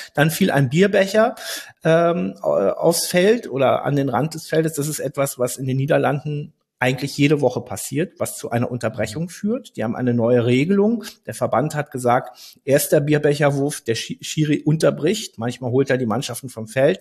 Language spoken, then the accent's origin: German; Berlin, Germany; Ich bin in Berlin aufgewachsen